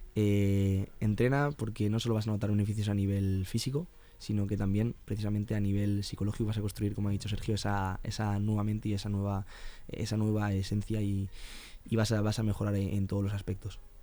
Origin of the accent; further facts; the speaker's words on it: Alicante, Valencian Community, Spain; now in Madrid, Spain; yo soy de Alicante